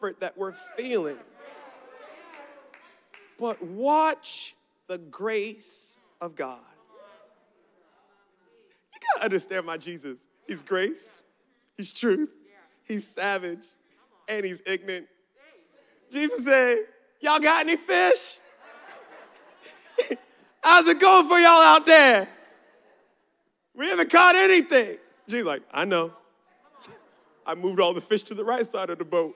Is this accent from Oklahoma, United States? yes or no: no; Baltimore, Maryland, United States; I'm from Baltimore. Baltimore, Saturday was lake trout day.